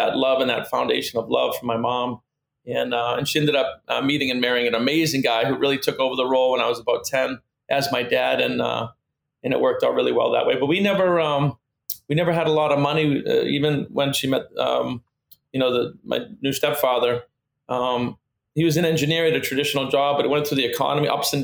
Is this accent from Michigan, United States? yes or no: no; Massachusetts, United States; moved away as an adult; also born or lived in Pennsylvania; now in Delray Beach, United States; my mom took me and my brother back to Massachusetts, where I spent the last 50 years.